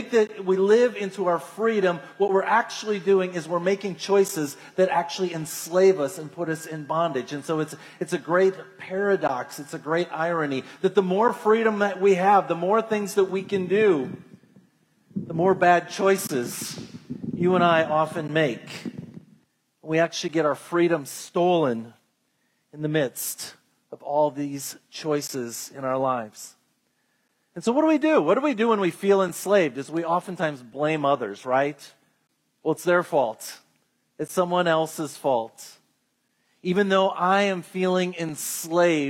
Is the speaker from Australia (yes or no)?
no; United States; as Americans, and I want to go on record, I love being an American